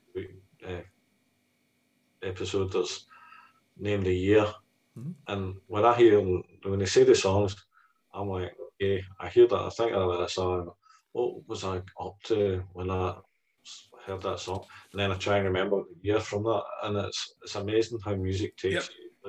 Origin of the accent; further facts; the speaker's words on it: Scotland, United Kingdom; one of the defining characteristics of being Scottish